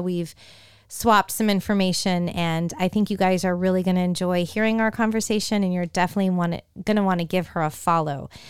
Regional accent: San Francisco Bay Area, California, United States; growing up, in the San Francisco Bay Area with so many Raiders fans

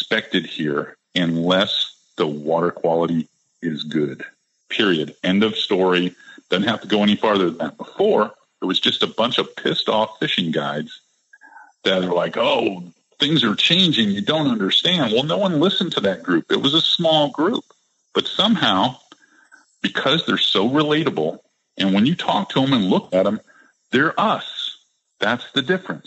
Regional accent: Florida, United States; Floridians, people, we all grew up here. We all went to grade school here.

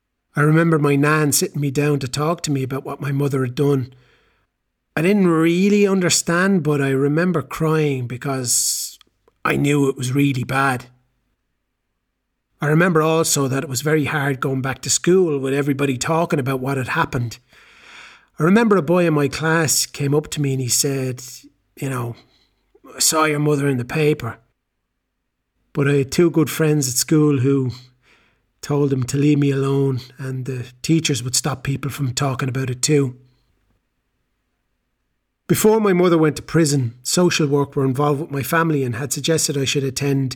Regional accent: Galway, Connacht, Ireland; I'm from Galway in Ireland, and I'm 18 years old.

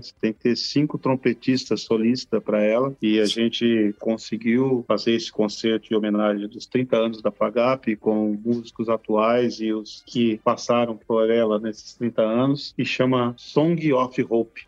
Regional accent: Cone Leste Paulista, São Paulo, Brazil; do fundo do vale do Cone Leste Paulista

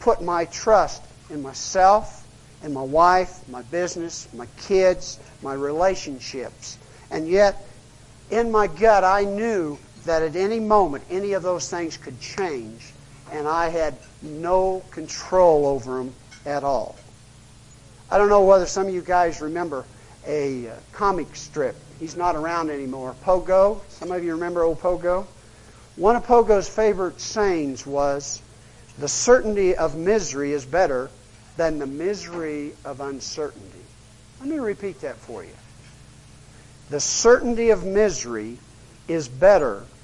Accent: United States; I'm American, middle class

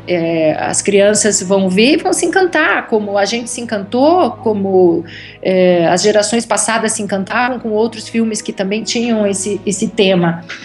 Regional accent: Curitiba, Paraná, Brazil; moved away as an adult; also born or lived in Rio de Janeiro; now in Germany; eu ia para Curitiba, porque eu sou de lá

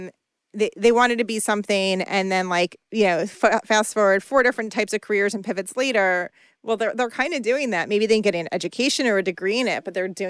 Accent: New York area, United States; I grew up in the New York area

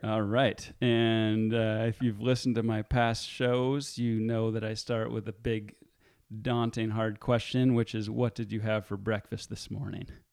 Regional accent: Marin, California, United States; my hometown in Marin

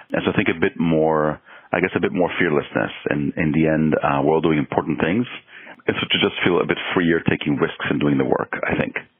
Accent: Mexico; moved away; also born or lived in Israel; I was born in Israel and I was growing up in Mexico

